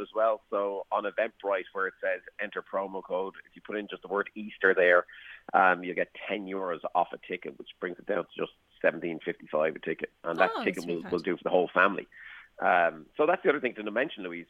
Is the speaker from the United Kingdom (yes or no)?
no; Waterford, Munster, Ireland; I come from Waterford